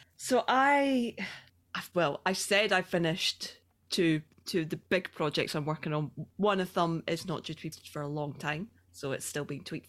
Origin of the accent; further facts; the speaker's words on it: Scotland, United Kingdom; accent: Scottish; I'm from Scotland.